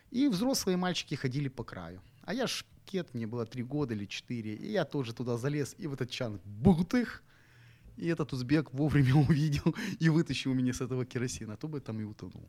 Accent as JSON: {"language": "Russian", "town": "Zhytomyr", "region": "Zhytomyr Oblast", "country": "Ukraine", "tie": "born or raised there", "moved": "yes", "lives_now": "Odesa, Ukraine", "said": "я житомирский молодой человек"}